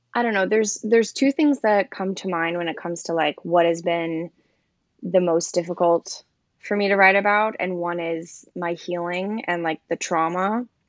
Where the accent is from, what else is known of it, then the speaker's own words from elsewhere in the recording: New Jersey, United States; moved away as an adult; now in Brooklyn, New York, United States; born and raised in New Jersey, South Jersey, like, closer to Philly